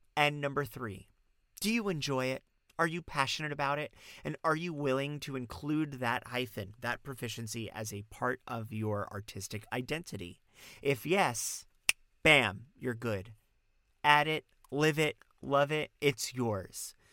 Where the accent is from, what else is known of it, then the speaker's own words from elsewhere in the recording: Long Island, New York, United States; I'm from Long Island